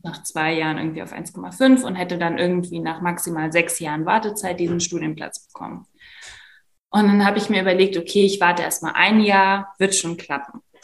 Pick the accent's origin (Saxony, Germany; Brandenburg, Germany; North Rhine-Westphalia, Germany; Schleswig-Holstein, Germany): Saxony, Germany; Leipzig; also born or lived in Szczecin; Leipzig, wo ich wohne, wo ich aufgewachsen bin